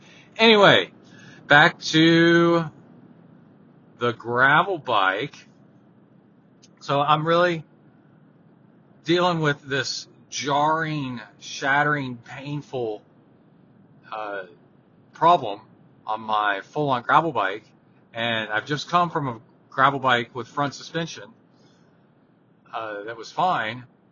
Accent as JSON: {"language": "English", "town": "Houston", "region": "Texas", "country": "United States", "tie": "born or raised there", "said": "there's, like, no way my mom or dad could have done stuff like that when I was growing up in Houston, because of the distances."}